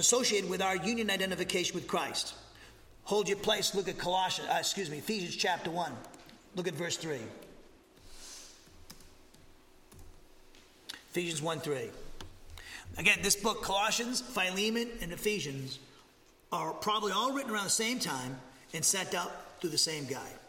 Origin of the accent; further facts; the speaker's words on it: Massachusetts, United States; now in Huntsville, United States; I come from Massachusetts, I'm a New Englander